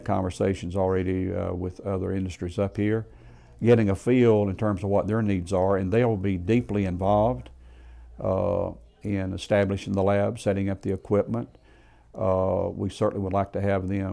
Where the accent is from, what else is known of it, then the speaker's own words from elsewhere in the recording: Greenville County, Upstate South Carolina, United States; also born or lived in Columbia, South Carolina; the upstate is home. I was born in Greenville County